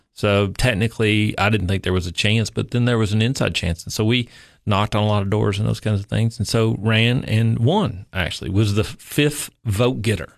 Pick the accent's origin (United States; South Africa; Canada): United States; Upper East Tennessee; moved away as an adult; now in Cookeville, United States; I actually grew up in Upper East Tennessee